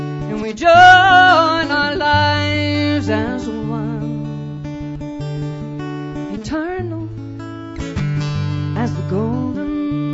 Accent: Edmonton, Alberta, Canada; I'm from Edmonton.

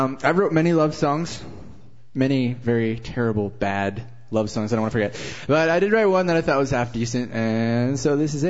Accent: Sherwood Park, Alberta, Canada; I'm from Sherwood Park here in Alberta.

